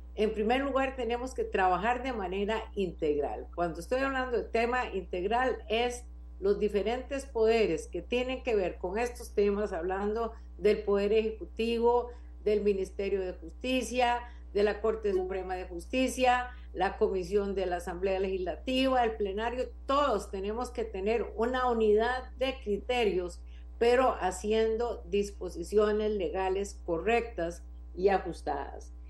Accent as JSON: {"language": "Spanish", "country": "Costa Rica", "said": "soy una ciudadana costarricense"}